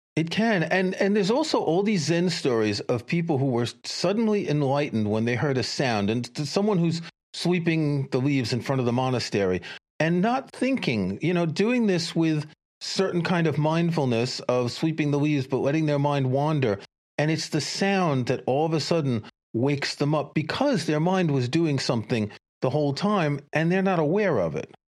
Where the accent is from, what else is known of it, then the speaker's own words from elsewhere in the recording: New York City, New York, United States; I grew up in New York City, I commuted from Queens to Manhattan